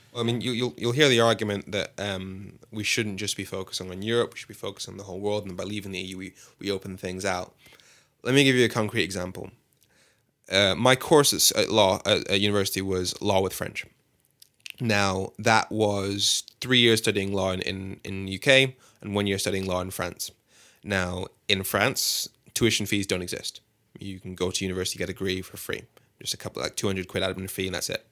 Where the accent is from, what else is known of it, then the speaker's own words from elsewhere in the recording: Birmingham, West Midlands, United Kingdom; moved away as an adult; also born or lived in London; I'm from Birmingham. Well, I, I grew up mainly in Birmingham